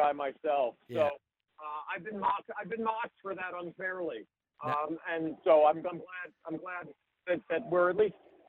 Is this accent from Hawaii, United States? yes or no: yes; Hawaii, United States; now in San Francisco, United States; I'm originally from Hawaii.